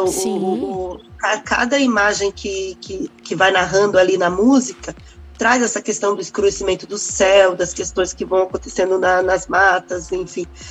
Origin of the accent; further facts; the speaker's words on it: Brazil; enquanto é, brasileiros mesmo